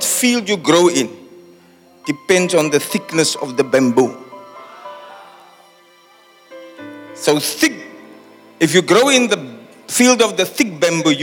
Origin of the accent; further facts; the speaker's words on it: Cape Town, Western Cape, South Africa; back in my hometown